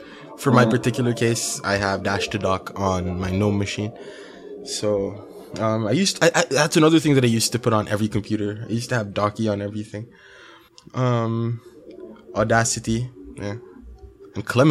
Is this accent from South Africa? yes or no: yes; South Africa; But, yeah, hello from South Africa. Hi there. … And I'm from South Africa.